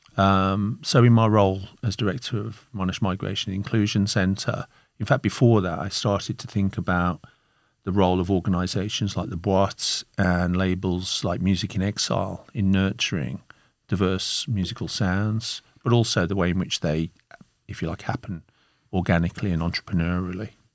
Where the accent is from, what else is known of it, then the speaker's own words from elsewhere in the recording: Birmingham, West Midlands, United Kingdom; moved away as an adult; now in Melbourne, Australia; I'm from Birmingham in the Midlands of the United Kingdom.